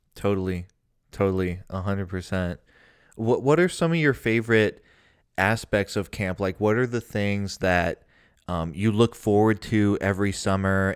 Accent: Cincinnati, Ohio, United States; I grew up in Cincinnati, Ohio

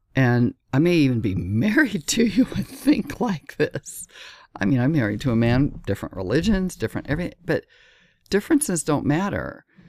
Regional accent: Southern California, United States; moved away as an adult; also born or lived in Laguna Beach, California; now in Miami, United States; I'm from California, Southern California, and lived in Laguna Beach on the beach

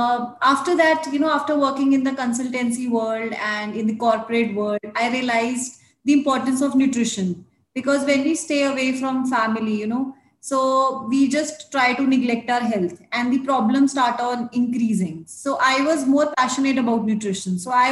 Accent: Chandigarh, India; moved away as an adult; now in Lahore; I'm basically from Chandigarh, but got married in Lahore, so staying here now.

